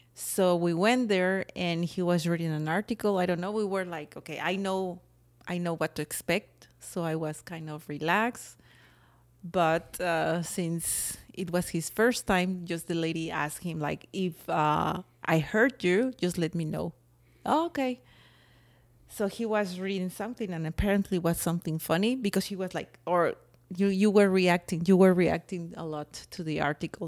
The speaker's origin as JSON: {"language": "English", "country": "Mexico", "accent": "Mexican", "second_language": "English", "moved": "yes", "lives_now": "United States", "said": "It's my Mexican accent."}